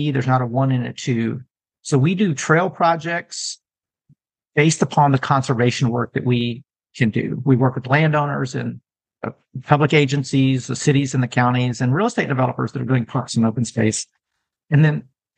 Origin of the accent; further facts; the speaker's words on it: Texas, United States; I'm a Texan